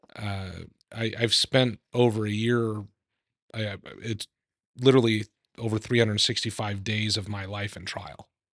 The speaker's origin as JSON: {"language": "English", "region": "Idaho", "country": "United States", "tie": "born or raised there", "said": "I grew up in Idaho"}